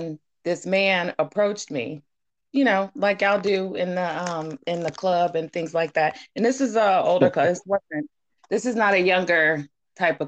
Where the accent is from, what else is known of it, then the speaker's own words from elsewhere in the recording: Baltimore, Maryland, United States; I'm from Maryland